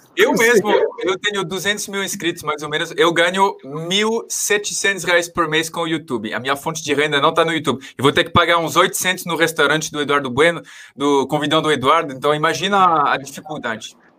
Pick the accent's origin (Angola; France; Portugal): France; Portuguese is a second language; moved away as an adult; also born or lived in Paris / Maringá; now in São Paulo, Brazil; como francês me identifico bastante